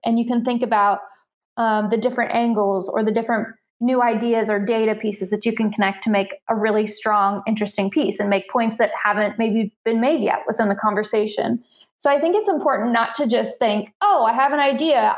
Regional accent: Central Illinois, United States; I live in Central Illinois, um, uh, part of the Midwest and I'm about 90 minutes from the closest major metropolitan area. So very rural, um, but this is where I'm I'm from originally, so back home

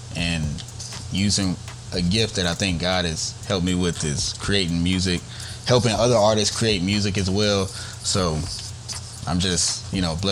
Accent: Newnan, Georgia, United States; I come from Noonan, Georgia. So definitely the Georgia area

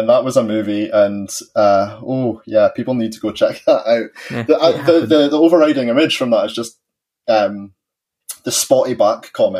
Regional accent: Bonnie, Scotland, United Kingdom; I am from Bonnie, Scotland, where, you know, it rains 360 odd days out of the year.

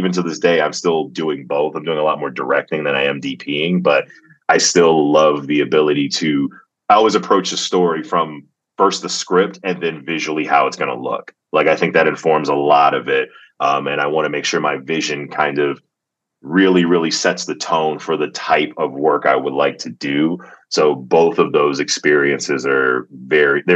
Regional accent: Atlanta, Georgia, United States; I grew up in the South. I grew up in Atlanta, Georgia

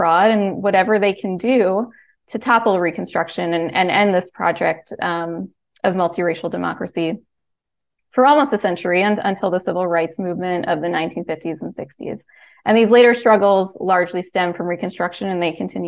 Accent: Pennsylvania, United States; my home state, Pennsylvania

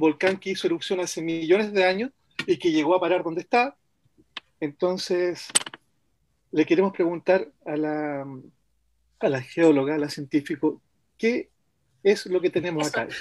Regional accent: Osorno, Los Lagos, Chile; now in Santiago, Chile; Yo vengo de Osorno

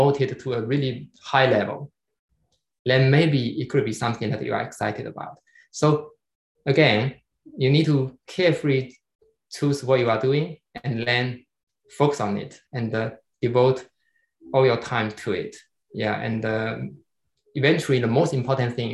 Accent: China

